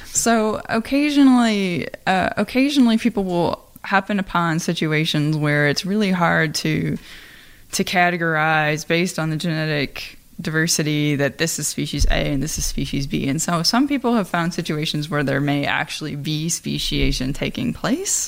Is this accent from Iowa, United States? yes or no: yes; Iowa, United States; I am from Iowa you know I have family that farm